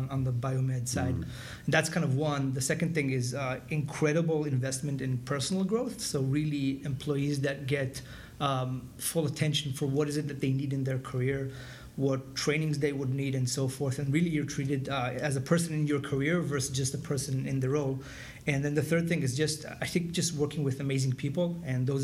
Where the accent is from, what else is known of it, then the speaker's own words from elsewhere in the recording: Israel; moved away as an adult; I'm originally from Israel, and it was part of IDF, the military